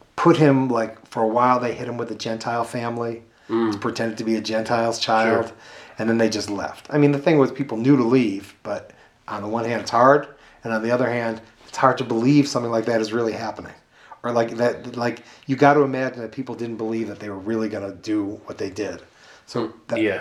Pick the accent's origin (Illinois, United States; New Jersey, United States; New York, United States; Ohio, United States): Illinois, United States; Chicago; I grew up mostly in South Shore.